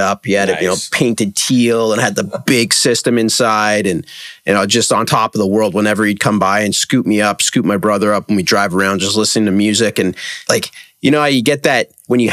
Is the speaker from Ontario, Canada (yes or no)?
yes; Toronto, Ontario, Canada; I'm actually from Toronto and still live there.